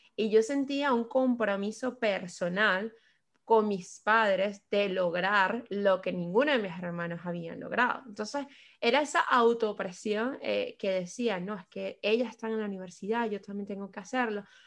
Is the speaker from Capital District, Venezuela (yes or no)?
yes; Caracas, Capital District, Venezuela; moved away as an adult; also born or lived in Spain; now in London, United Kingdom; yo soy de la ciudad de Caracas, eh, Venezuela. Llevo casi cinco años en la ciudad de Londres